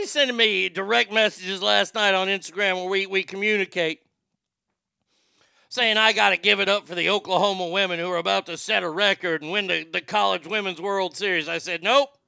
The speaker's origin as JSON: {"language": "English", "country": "Japan", "said": "that was an easy Texas question, and I'm from Japan"}